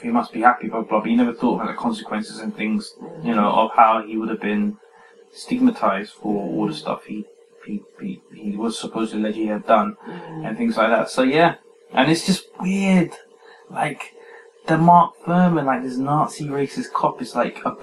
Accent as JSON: {"language": "English", "region": "England", "country": "United Kingdom"}